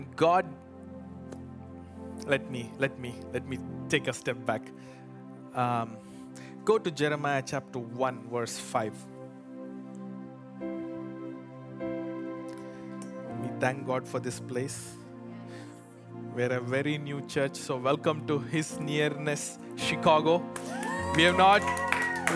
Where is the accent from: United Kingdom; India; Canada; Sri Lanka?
India; English is a second language; moved away; I come from India.